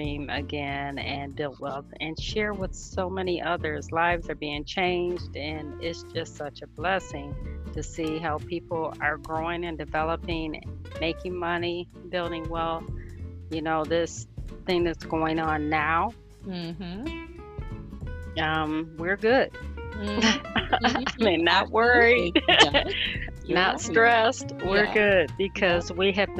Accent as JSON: {"language": "English", "town": "Lansing", "region": "Michigan", "country": "United States", "tie": "born or raised there", "said": "I was born and raised here in Lansing, Michigan"}